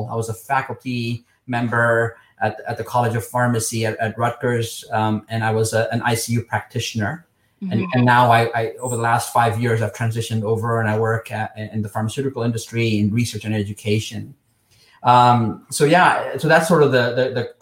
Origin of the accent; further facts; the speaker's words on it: Nairobi, Kenya; moved away as an adult; also born or lived in Texas, United States; now in United States; I grew up in Nairobi, Kenya